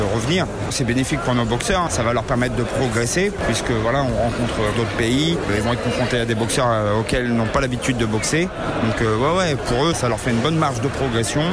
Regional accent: Normandy, France; chez nous en Normandie

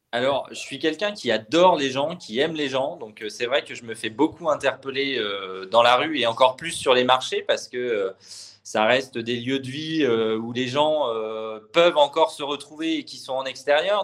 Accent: Normandy, France; also born or lived in Le Mans; je suis né au Mans, mais j'ai toujours grandi en Normandie

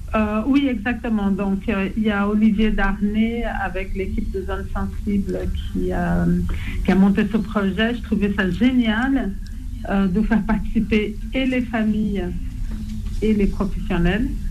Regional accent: Rio de Janeiro, Brazil; French is a second language; also born or lived in Paris region, France; now in France; je suis née à Rio

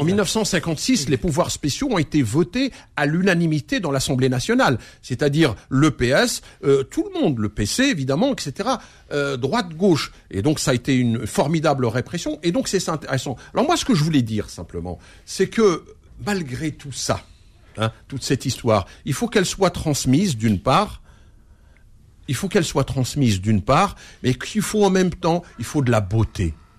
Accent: France; je suis un Français héritier de l'immigration algérienne

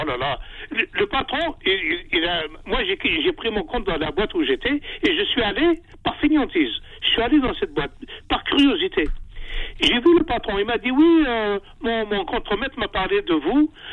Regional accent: Algeria; now in France; je suis né en Algérie. J'ai un prénom algérien

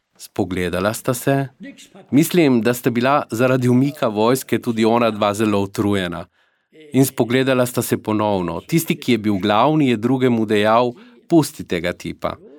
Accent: Sarrebourg, Grand Est, France; also born or lived in Alsace; francos iz Mozele, moji starši živijo v Sarburgu

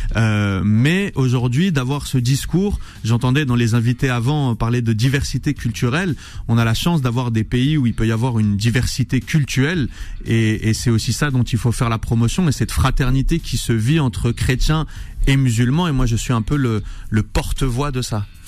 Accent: Saint-Étienne, Auvergne-Rhône-Alpes, France; moved away; also born or lived in Valence / Lausanne, Switzerland; une fois que j'ai quitté Saint-Etienne, je suis d'abord effectivement passé par un conservatoire à Valence

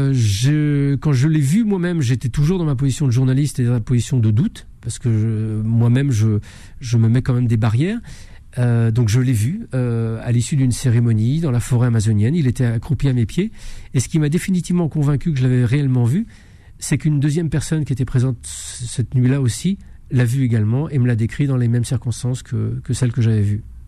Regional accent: France; je suis né en, en France, dans un pays cartésien

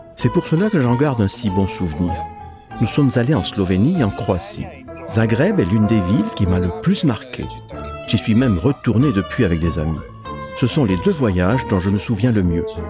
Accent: Forte dei Marmi, Tuscany, Italy; Je suis né et j'ai grandi en Toscane, à Forte dei Marmi

